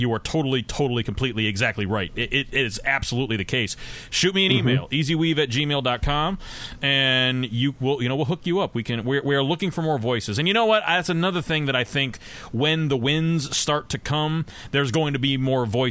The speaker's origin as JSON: {"language": "English", "region": "Northeastern Ohio", "country": "United States", "tie": "born or raised there", "said": "I was born in Northeastern Ohio"}